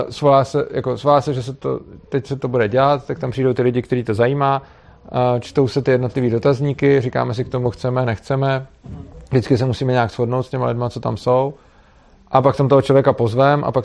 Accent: Prague, Czechia; tak já jsem tam, protože jsem byl z Prahy, tak jsem si to domluvil tak, že jsem tam přijel na několik dní

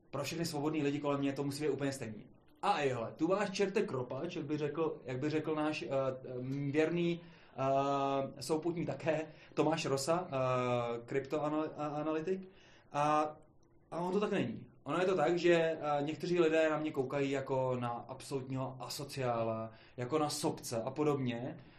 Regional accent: Hradec Králové, Hradec Králové Region, Czechia; jsem z Hradce Králový

